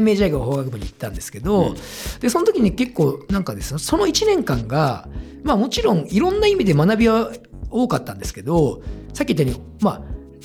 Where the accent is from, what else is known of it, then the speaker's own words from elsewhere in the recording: Matsudo, Chiba, Japan; 松戸出身なんですけど